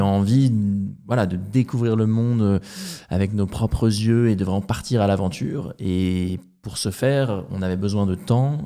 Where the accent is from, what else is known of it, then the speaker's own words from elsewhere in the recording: Rouen, Normandy, France; moved away as an adult; also born or lived in England; Je suis de Rouen, euh, en Normandie à l'origine